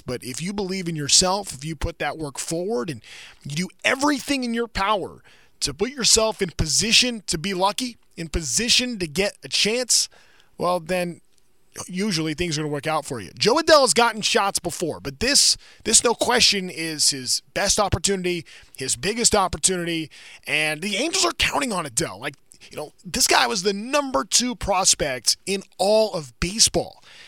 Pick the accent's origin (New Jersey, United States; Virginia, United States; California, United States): California, United States; Anaheim; also born or lived in Fullerton / Orange; I was born um, in Fullerton. I grew up in Anaheim.